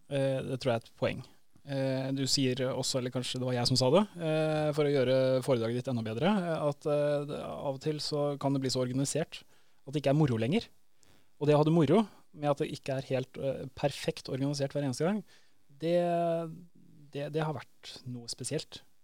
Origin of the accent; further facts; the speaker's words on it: Andøya, Nordland, Norway; accent: Northern Norwegian; now in Sandefjord, Norway; Oppvokst eh, som ingen hører på det dialekta mi, så er jeg fra Nord-Norge. på Andøya liksom